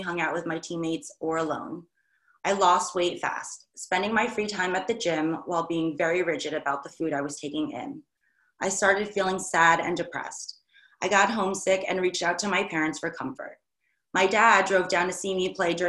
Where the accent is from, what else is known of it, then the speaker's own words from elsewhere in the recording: New York, United States; I'm from New York